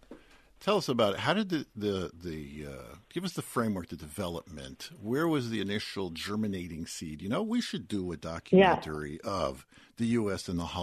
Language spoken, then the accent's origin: English; Newark, New Jersey, United States; now in Detroit, United States; growing up in Newark